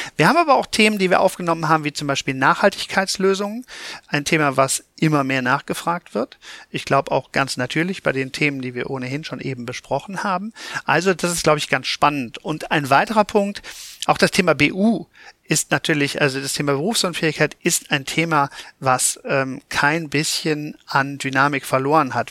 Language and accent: German; Cologne, North Rhine-Westphalia, Germany; ich komme aus Köln